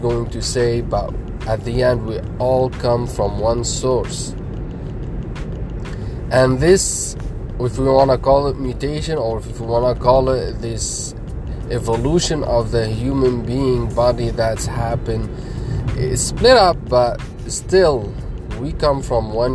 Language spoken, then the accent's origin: English; Lebanon; now in United States; I come from Lebanon, Middle East, and I'm right now in USA